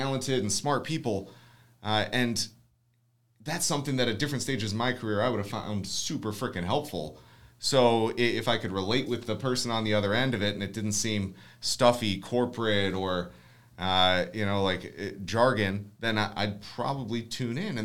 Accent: Ohio, United States; we're from Ohio

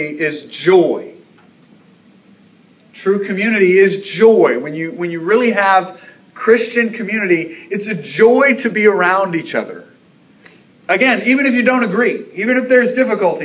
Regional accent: Baltimore, Maryland, United States; moved away; my hometown, Baltimore

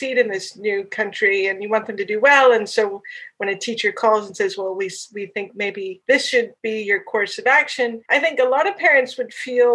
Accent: Kansas City, Missouri, United States; moved away as an adult; also born or lived in Japan; now in London, United Kingdom; I grew up in Kansas City

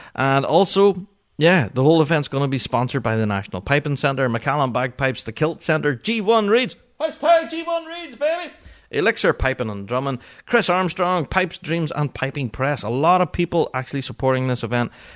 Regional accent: Northern Ireland, United Kingdom

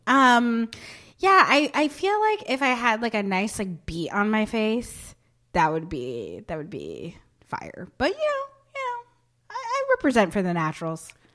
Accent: Barton, Vermont, United States; moved away; So I grew up in Barton, Vermont, which is, like, middle of, like, nowhere

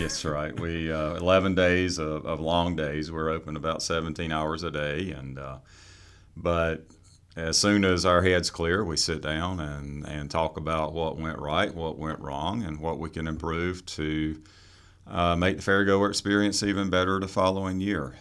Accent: Fremont, North Carolina, United States; also born or lived in Raleigh, North Carolina; Grew up on a farm, uh, outside of Fremont, North Carolina

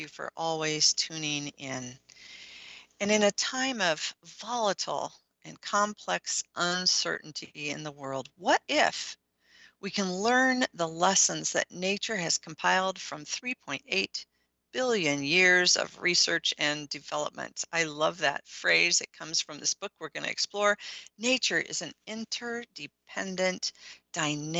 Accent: Midwest, United States; I'm from the Midwest

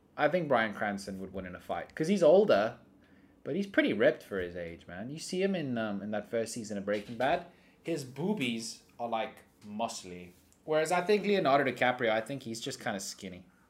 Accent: South Africa; I grew up in South Africa where we have warm weather all year round.

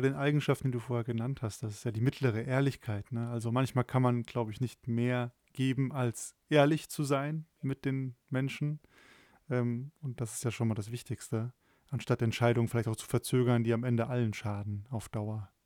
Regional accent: Germany; als Deutsche

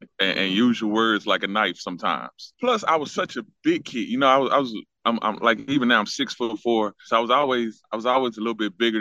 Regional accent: Dallas, Texas, United States; I'm from Dallas. I'm from the Oak Cliff area, born and raised.

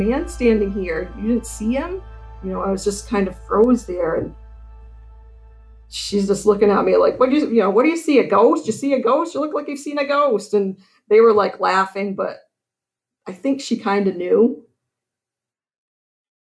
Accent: Burnham, Maine, United States; I grew up in Burnham, just outside of town.

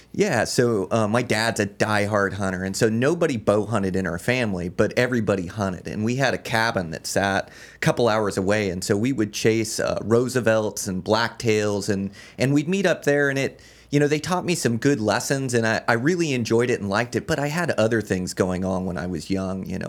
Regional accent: Olympia, Washington, United States; moved away as an adult; now in Montana, United States; I was born and raised in Olympia, Washington

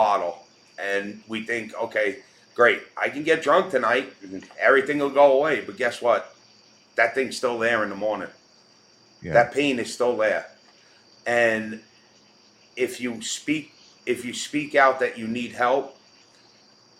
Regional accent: New York City, New York, United States; I grew up in New York my whole life

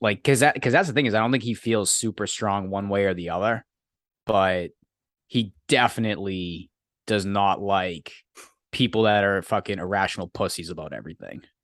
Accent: Massachusetts, United States; I'm from Massachusetts

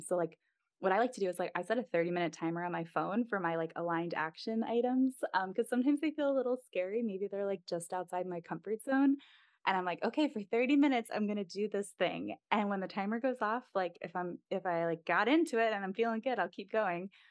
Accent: East Coast, United States; moved away as an adult; also born or lived in Midwest; we're both from the East Coast originally

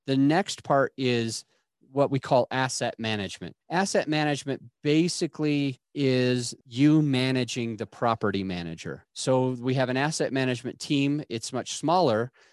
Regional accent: Utah, United States; where I grew up in Utah

